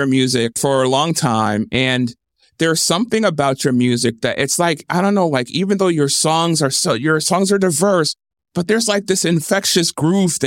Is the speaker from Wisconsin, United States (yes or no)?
yes; Milwaukee, Wisconsin, United States; I'm from Milwaukee, Wisconsin. That's where I grew up